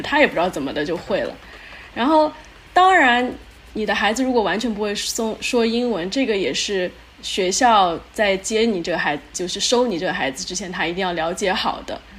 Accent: China; now in Houston, United States; 因为我和我先生都是中国人嘛

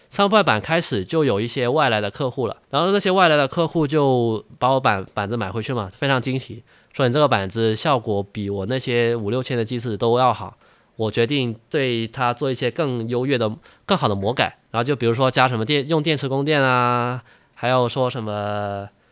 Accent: China; 我们大陆人

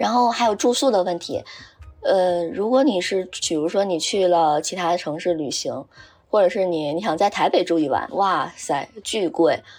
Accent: Northeast China, China; 因为我们都是东北的，就很想念东北菜。

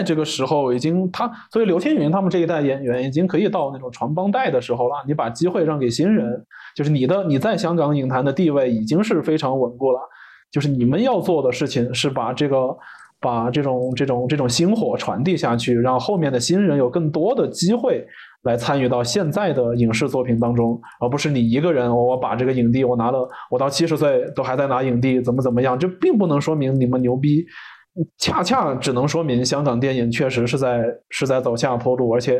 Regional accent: China; 港片港片很多，但是我们大陆这边就就只是些题材，就拍的是些什么比较比较乡土一些

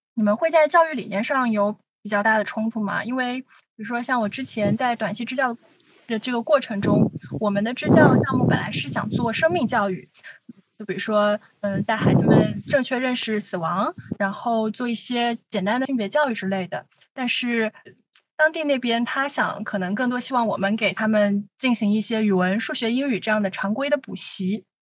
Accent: southern China, China; 作为一个南方人

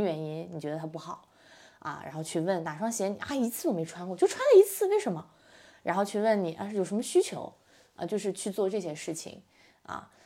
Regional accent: Dalian, Liaoning, China; now in Guangzhou, China; 在老家，在大连。 我东北人

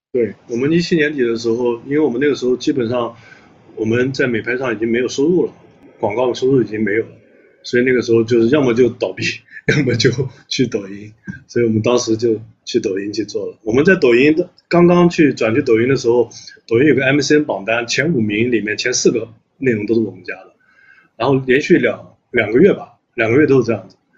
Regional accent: a county town in Anhui, China; moved away; 因为我也是来自于下沉市场的，我家里面是安徽的一个县城，我老家

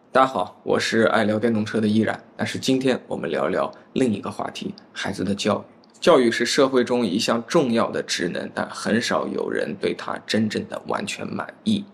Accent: China; 我们中国人的俗话来讲，他像个小大人儿

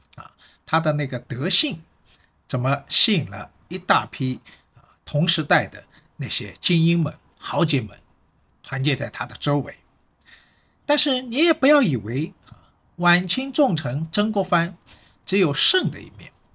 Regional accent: Shanghai, China; 我是上海人

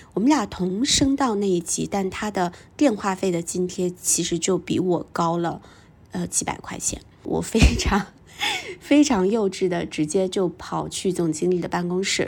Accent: a small town in northern China, China; moved away; also born or lived in Beijing; 因为在我们成长的那个年代，我是八零后，在我们成长的那个年代，在北方的小镇里面

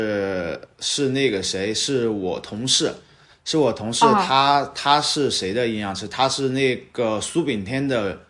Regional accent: Wuxi, Jiangsu, China; 呃，无锡。

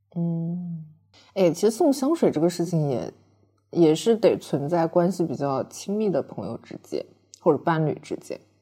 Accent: China; 我觉得我们中国人，我们老中国人就是特别地含蓄

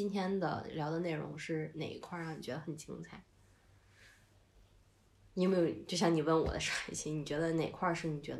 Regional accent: Northeast China, China; 虽然我是东北人，但是我真的不喜欢二人转，我也不喜欢东北喊麦

